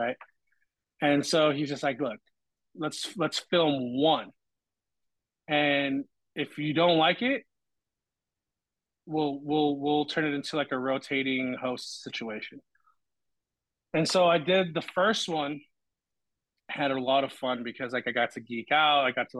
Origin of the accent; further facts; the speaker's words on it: Los Angeles, California, United States; again, I grew up in East LA, so like when I was growing up, I thought I was alone.